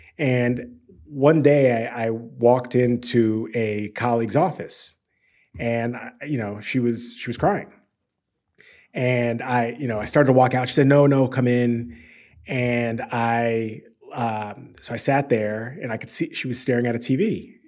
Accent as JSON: {"language": "English", "town": "Washington", "region": "District of Columbia", "country": "United States", "tie": "born or raised there", "said": "So I grew up in Washington, D.C., the Washington, D.C. area. I spent the majority of my time near the Capitol, actually, 4th and D, Northeast. But I spent some time in Alexandria and Bethesda as well."}